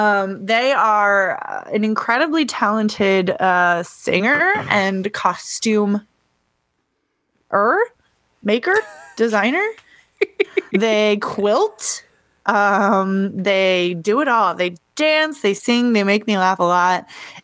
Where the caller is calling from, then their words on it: Missouri, United States; So yeah, I'm calling in from Missouri. I'll be here for a couple months at least.